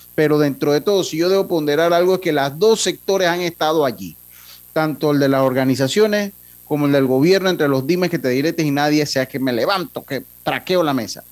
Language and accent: Spanish; Panama; todos los panameños